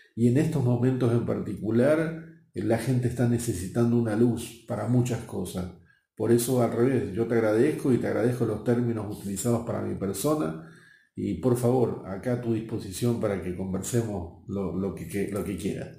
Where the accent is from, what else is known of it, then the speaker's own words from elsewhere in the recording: Buenos Aires, Argentina; moved away as an adult; Nací en Buenos Aires, en Argentina, y a mis 21 años ya me enviaron fuera del país